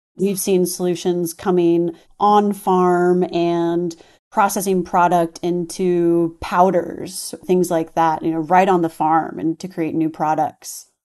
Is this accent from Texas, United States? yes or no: yes; Texas, United States; I'm from Texas.